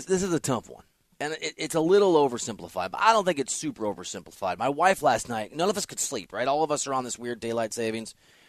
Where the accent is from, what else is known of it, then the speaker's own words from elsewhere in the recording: Dubuque, Iowa, United States; Reminds me of my hometown, Dubuque, Iowa.